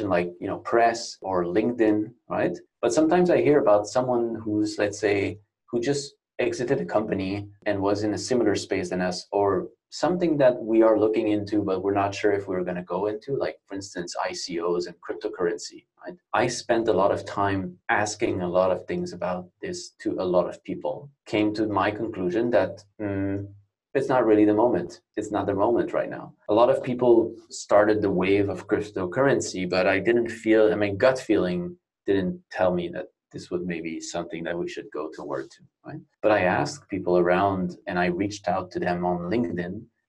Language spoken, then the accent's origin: English; Canada; moved away as an adult; now in Barcelona, Spain; North America, where I am Canadian. I've been here for about 9 years in Spain, in Barcelona specifically.